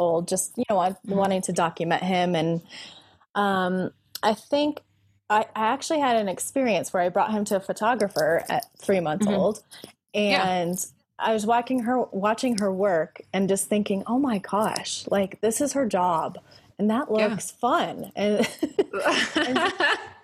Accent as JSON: {"language": "English", "region": "Colorado", "country": "United States", "tie": "born or raised there", "also_born_or_lived": "California", "said": "I was born here in Colorado"}